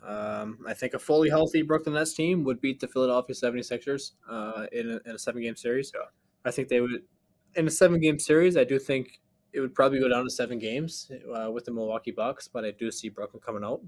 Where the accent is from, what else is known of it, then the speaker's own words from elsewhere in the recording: Canada; as a Canadian